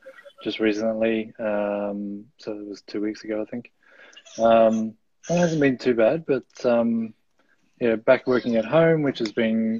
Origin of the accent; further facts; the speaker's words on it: Gold Coast, Queensland, Australia; moved away as an adult; also born or lived in Melbourne, Australia; now in New Zealand; I was born in Melbourne. My family moved up to the Gold Coast when I was about 8 years old